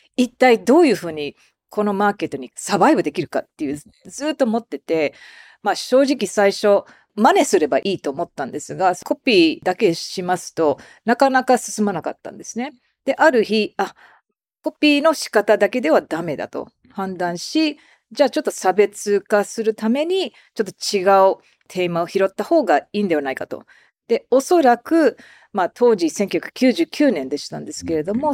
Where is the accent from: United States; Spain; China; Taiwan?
United States; now in Japan; 常にまあアメリカ人ですから